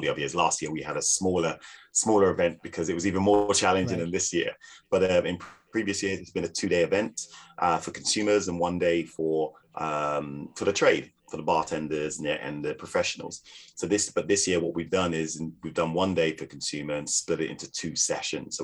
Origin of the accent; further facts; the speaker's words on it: Jamaica; now in United Kingdom; being a bartender, being Jamaican. I was asked to work for a Jamaican rum company here in the UK